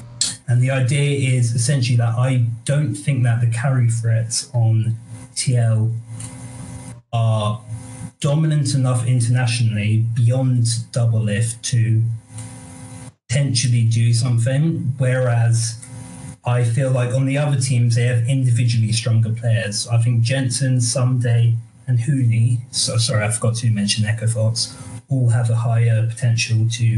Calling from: Bristol, South West England, United Kingdom; Calling from Bristol, England.

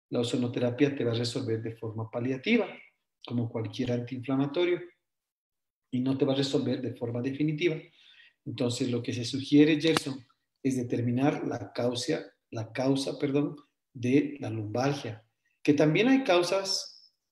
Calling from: Cochabamba, Bolivia; Bueno, yo soy de acá de Cochabamba

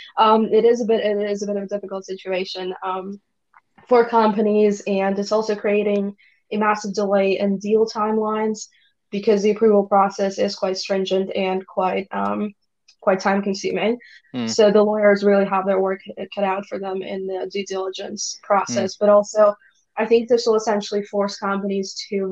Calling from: Russia; I am yet again in Russia.

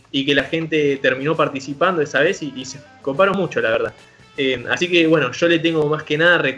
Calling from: Turdera, Buenos Aires Province, Argentina; Hola chicos … de Turdera. Los quiero felicitar por el programa 50.

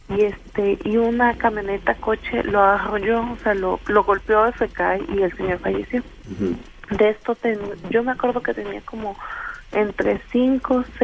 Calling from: Fortín, Veracruz, Mexico; De Fortín.

